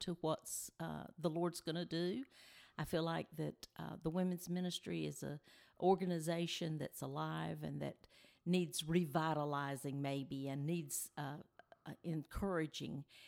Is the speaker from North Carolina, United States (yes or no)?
yes; Benson, North Carolina, United States; we are originally from the Benson area, and uh, we're back home now. We live in, in Benson now